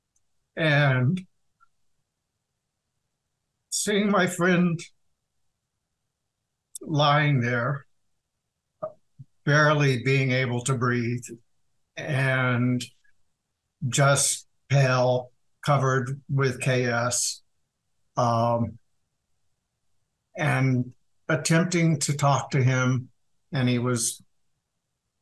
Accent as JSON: {"language": "English", "town": "Wichita", "region": "Kansas", "country": "United States", "tie": "born or raised there", "also_born_or_lived": "Atlanta, Georgia", "moved": "as an adult", "said": "I was living in Wichita, Kansas, my hometown"}